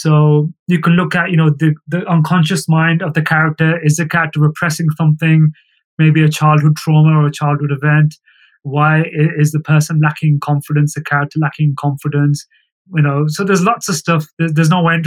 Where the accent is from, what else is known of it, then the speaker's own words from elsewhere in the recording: England, United Kingdom; moved away as an adult; now in India; I'm British, British South Asian, born and raised in the UK.